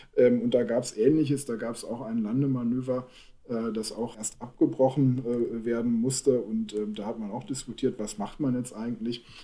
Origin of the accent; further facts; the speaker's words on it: Germany; wir als Deutsche